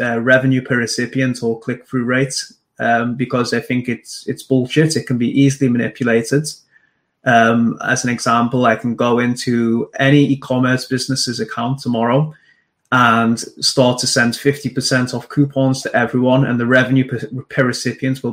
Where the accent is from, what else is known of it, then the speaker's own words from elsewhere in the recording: Liverpool, North West England, United Kingdom; also born or lived in Manchester; my mum took me back to Liverpool. So I grew up in Liverpool